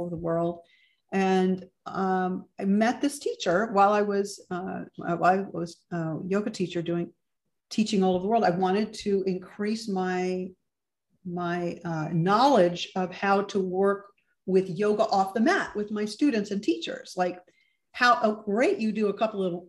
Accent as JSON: {"language": "English", "region": "Ohio", "country": "United States", "tie": "born or raised there", "also_born_or_lived": "Chicago", "moved": "as an adult", "lives_now": "New York City, United States", "said": "I grew up in Ohio"}